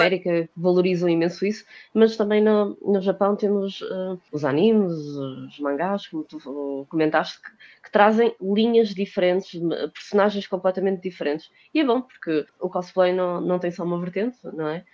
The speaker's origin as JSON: {"language": "Portuguese", "town": "Porto", "region": "Norte", "country": "Portugal", "moved": "yes", "lives_now": "Lisbon, Portugal", "said": "sou do Porto, de momento estou a morar em Lisboa"}